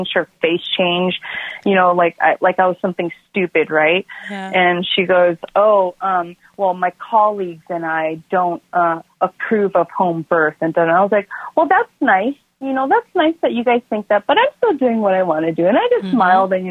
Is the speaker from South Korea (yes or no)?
yes; South Korea; moved away; I'm from South Korea